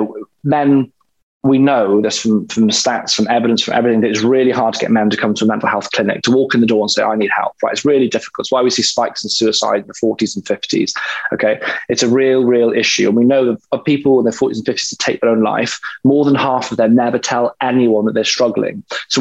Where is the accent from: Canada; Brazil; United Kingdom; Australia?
United Kingdom; Wales; growing up in Wales